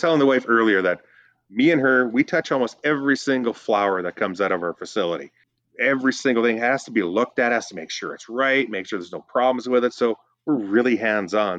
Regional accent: Northern Ontario, Canada; now in British Columbia, Canada; I'm from Northern Ontario

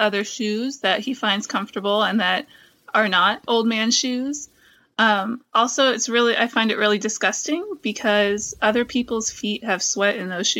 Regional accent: Massachusetts, United States; We're both from Massachusetts originally.

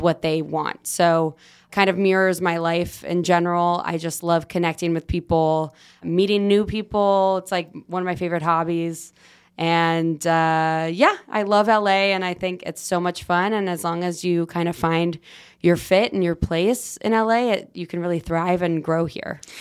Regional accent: Los Angeles, California, United States; I am born and raised in Los Angeles

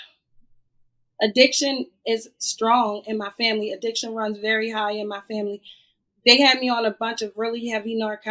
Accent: Annapolis, Maryland, United States; I grew up in Annapolis. I'm from Annapolis, Maryland

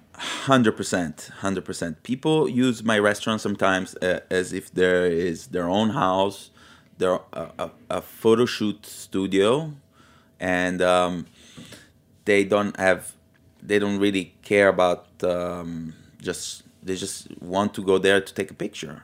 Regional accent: Milan, Lombardy, Italy; also born or lived in Liguria; now in New York, United States; I was raised in Milano in the eighties

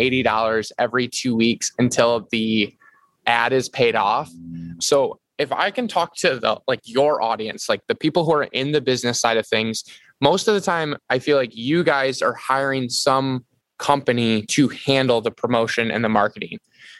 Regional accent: Michigan, United States

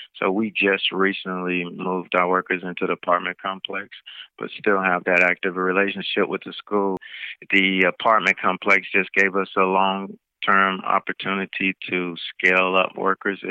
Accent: Jackson, Tennessee, United States; moved away; I'm originally from Jackson and wanted to be able to bring something back to my community

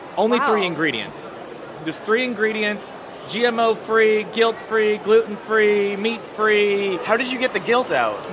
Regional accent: Iowa, United States; now in Washington, DC, United States; I'm a Muslim from Iowa

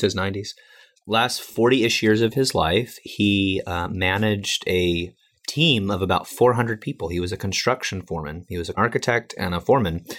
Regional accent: Chicago, Illinois, United States; I'm from Chicago

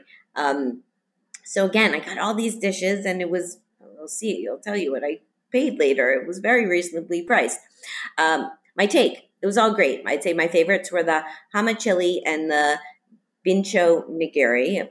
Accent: Miami, Florida, United States; moved away; Miami, which is my hometown

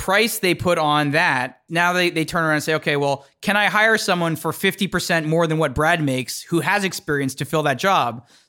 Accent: Toronto, Ontario, Canada; now in New York, United States; So when I saw New York, it just felt like the world was a lot bigger than the world I grew up in Toronto.

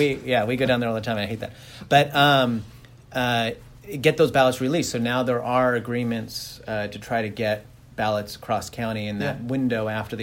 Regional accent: Glendale, California, United States; where I grew up in Glendale

